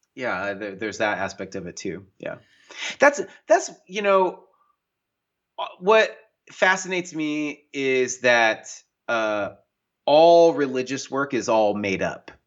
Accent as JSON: {"language": "English", "area": "the Northwest", "region": "Pacific Northwest", "country": "United States", "tie": "born or raised there", "said": "I grew up in the Northwest, in the mountains, in the woods"}